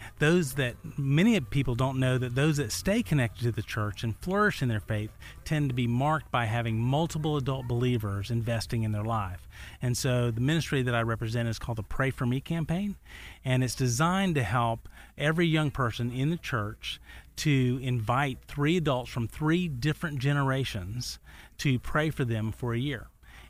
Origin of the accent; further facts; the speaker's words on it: Chattanooga, Tennessee, United States; I hail from the scenic city of the South, Chattanooga, Tennessee.